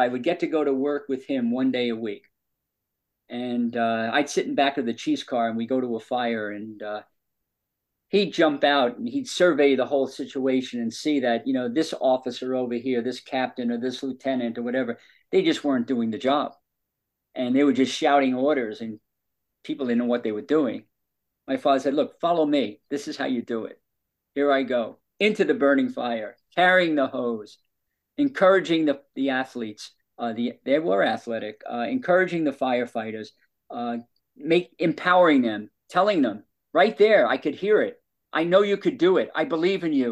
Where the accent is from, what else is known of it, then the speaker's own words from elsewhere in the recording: New York, United States; we're both from New York